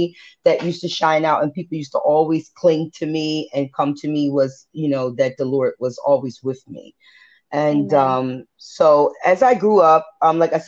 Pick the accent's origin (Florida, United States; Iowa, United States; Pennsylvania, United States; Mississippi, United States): Pennsylvania, United States; Philadelphia; moved away as an adult; also born or lived in Vineland, New Jersey; now in New Jersey, United States; I grew up in West Philly. So I consider myself Jersey/Philly, but more a Philly girl because I really have, you know, was raised up in Philadelphia